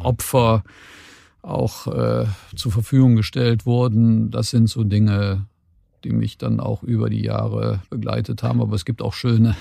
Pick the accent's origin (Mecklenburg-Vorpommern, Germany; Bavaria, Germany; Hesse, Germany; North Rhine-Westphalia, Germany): North Rhine-Westphalia, Germany; Cologne; bin ich in dem Sinne auf der falschen Rheinseite geboren, nämlich in Köln-Kalk